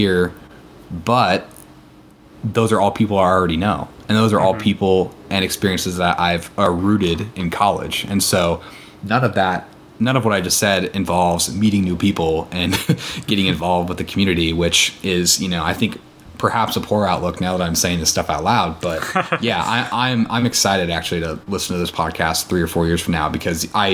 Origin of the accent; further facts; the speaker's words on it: Columbus, Nebraska, United States; moved away as an adult; now in Seattle, United States; growing up in Columbus